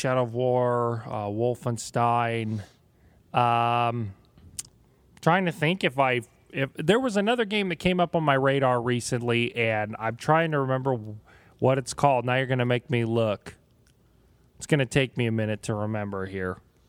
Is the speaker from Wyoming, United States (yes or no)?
yes; Wyoming, United States; now in Idaho, United States; my home state of Wyoming